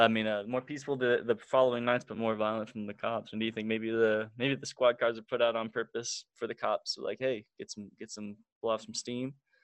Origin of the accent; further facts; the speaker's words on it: Springfield, Illinois, United States; I'm from Springfield.